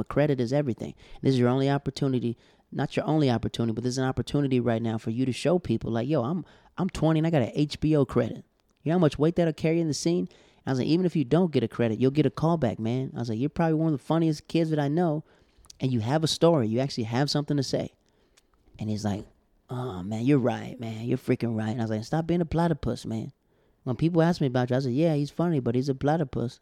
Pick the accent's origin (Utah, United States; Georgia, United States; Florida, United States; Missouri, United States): Florida, United States; We're from Florida